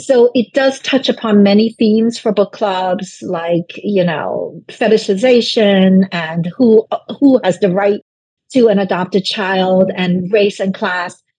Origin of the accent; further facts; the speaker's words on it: New York City, New York, United States; English is a second language; I was living in this rundown, roach infested apartment that wasn't even heated. So in New York City